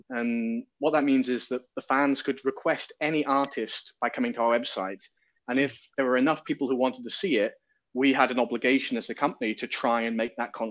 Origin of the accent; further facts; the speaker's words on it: Newcastle upon Tyne, North East England, United Kingdom; Oh well, I'm you know I'm I'm British. You know I'm from uh, Newcastle upon Tyne, which is not far from Scotland, and you know we're, we're music loving people